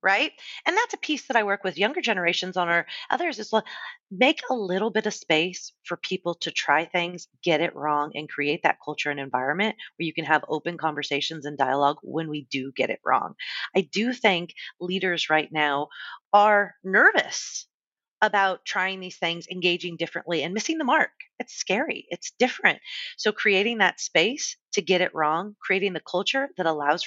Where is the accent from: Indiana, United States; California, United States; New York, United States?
California, United States; San Diego; also born or lived in Los Angeles; I was working in my hometown of San Diego